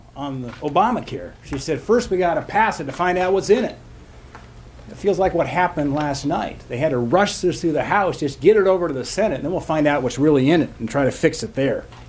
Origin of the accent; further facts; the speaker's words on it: Bozeman, Montana, United States; I went to h, high school in Bozeman, Montana